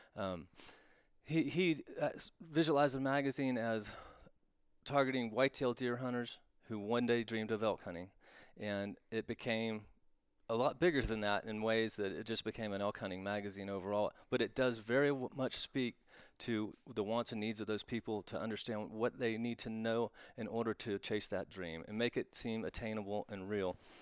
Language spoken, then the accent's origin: English; Florida, United States; moved away; I'm from Florida originally, and I have that, that accent that will creep back